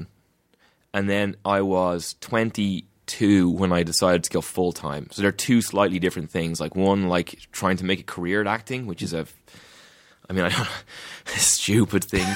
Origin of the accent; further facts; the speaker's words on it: Ireland; I'm from Ireland